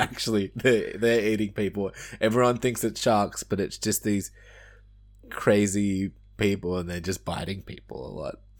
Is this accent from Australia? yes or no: yes; Australia; I'm a failure as an Australian